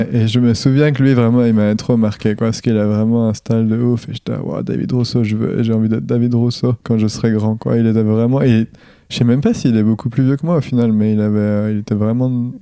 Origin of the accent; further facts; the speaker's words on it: Tavaux, Bourgogne-Franche-Comté, France; je viens du Jura. Je viens de Dole plus précisément, enfin même Tavo encore plus précisément, qui est une petite ville de 5000 habitants